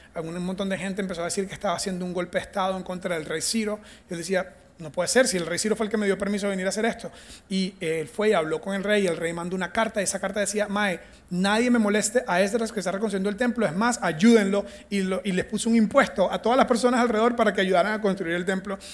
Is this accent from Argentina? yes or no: no; Venezuela; first language Spanish; moved away as an adult; also born or lived in United States; now in Costa Rica; Yo soy de Venezuela y mi primer idioma es el español.